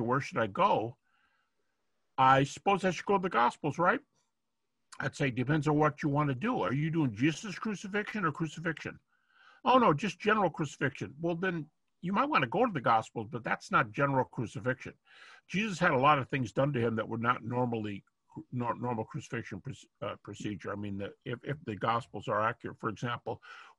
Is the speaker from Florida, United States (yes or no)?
no; Detroit, Michigan, United States; moved away as an adult; now in Lynchburg, United States; I'm from Detroit all my life, but, well, not all my life. I started my early life there for whatever, 20-something years